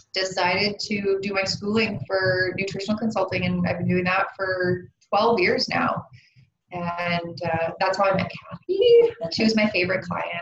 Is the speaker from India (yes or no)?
no; Vancouver Island, British Columbia, Canada; I grew up on Vancouver Island